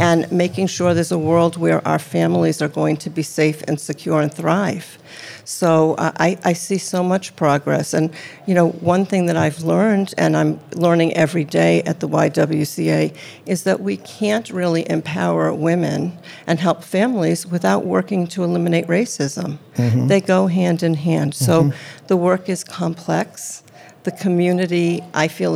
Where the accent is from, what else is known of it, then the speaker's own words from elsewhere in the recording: Massachusetts, United States; moved away; I'm from Massachusetts